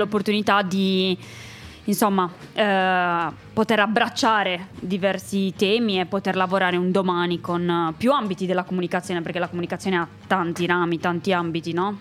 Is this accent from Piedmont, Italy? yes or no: no; Sardinia, Italy; io son della Sardegna